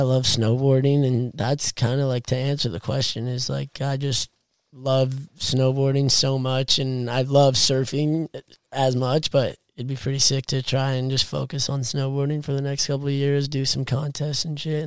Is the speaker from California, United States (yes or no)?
yes; Carlsbad, California, United States; When I was younger, I grew up in Carlsbad, 1 mile away from the beach